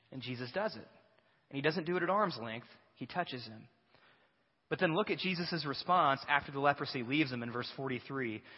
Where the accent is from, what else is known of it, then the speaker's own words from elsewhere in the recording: Batesville, United States; we're from Batesville.